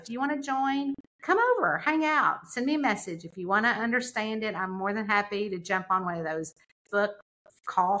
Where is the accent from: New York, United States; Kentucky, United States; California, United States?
Kentucky, United States; Lexington; also born or lived in the South; my hometown in Lexington, which is 2 hours away